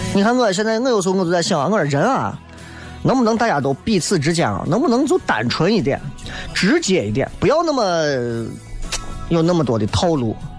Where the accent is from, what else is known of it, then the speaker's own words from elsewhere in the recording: Xi'an, Shaanxi, China; 你作为一个西安人，我真的我特别喜欢面朝着水，然后能够能够感受着自然的力量。因为西安人真的见水见的太少了